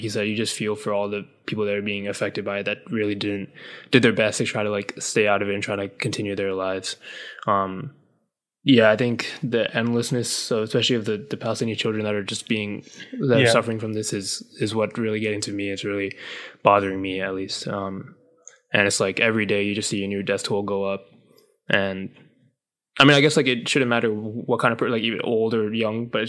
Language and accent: English; Sri Lanka; I'm from Sri Lanka